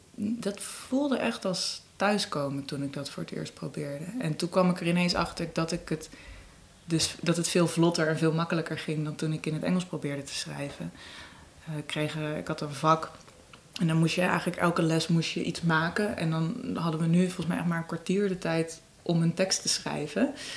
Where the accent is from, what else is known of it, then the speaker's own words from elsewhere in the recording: Amsterdam, North Holland, Netherlands; first language Dutch; ik ben geboren in de Jordaan, ik ben echt een Amsterdamse